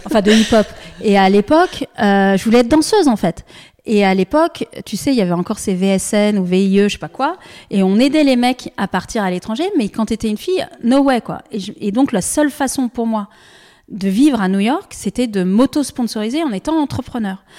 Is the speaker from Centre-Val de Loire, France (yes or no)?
no; Annecy, Auvergne-Rhône-Alpes, France; J'ai grandi à Annecy